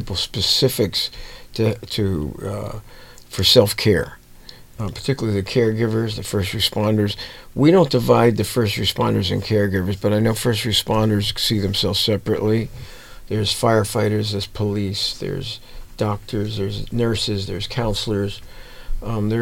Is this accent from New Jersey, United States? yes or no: yes; New Jersey, United States; I was one of those tough type of guys growing up in New Jersey